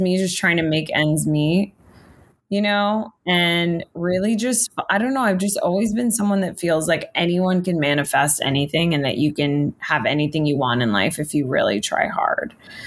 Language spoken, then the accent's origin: English; South Florida, United States; now in Los Angeles, United States; I'm from South Florida.